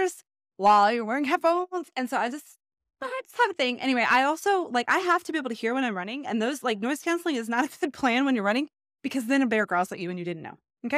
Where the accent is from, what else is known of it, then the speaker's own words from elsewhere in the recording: Texas, United States; I grew up in Texas